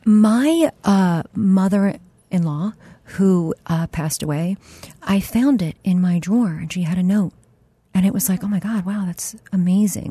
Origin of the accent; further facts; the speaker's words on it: Delaware County, west edge of Philadelphia, Pennsylvania, United States; I grew up in Delaware County, which is which is uh, on the west edge of Philly